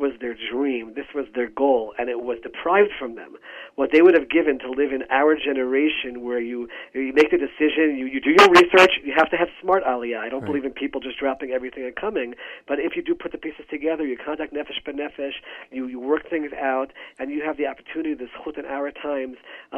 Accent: United States; moved away as an adult; now in Israel; growing up in the United States

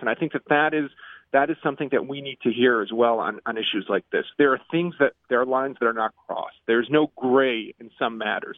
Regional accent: Chicago, Illinois, United States; now in Israel; I grew up in Chicago before moving to Israel

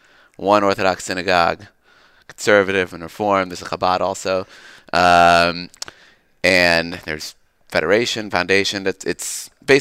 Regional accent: Long Island, Five Towns, New York, United States; moved away as an adult; also born or lived in San Diego, California; now in Birmingham, United States; I was on Long Island, five towns. Went to Yeshiva Farakway for high school

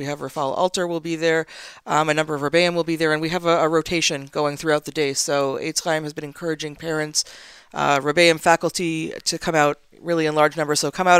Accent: Toronto, Ontario, Canada; born or raised there; also born or lived in Elizabeth, New Jersey

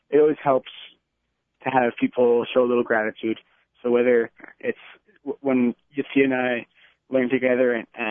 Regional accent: Livingston, New Jersey, United States; moved away as an adult; also born or lived in Jerusalem, Israel; from Livingston, New Jersey. I went to Kushner for 13 years

